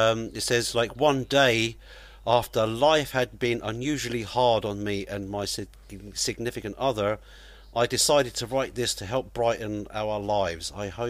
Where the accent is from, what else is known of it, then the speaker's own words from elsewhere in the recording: Surrey, South London, South East England, United Kingdom; I'm actually from Surrey in South London